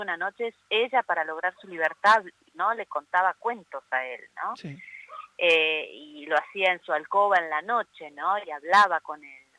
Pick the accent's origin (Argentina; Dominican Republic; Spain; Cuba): Argentina; moved away